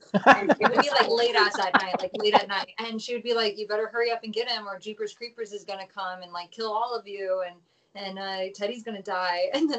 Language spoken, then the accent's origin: English; Tucson, Arizona, United States; Tucson's beautiful. I know trash on my hometown.